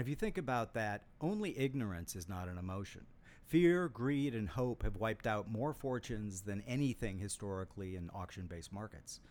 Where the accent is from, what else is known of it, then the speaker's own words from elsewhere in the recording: Saint Paul, Minnesota, United States; I grew up in Saint Paul, Minnesota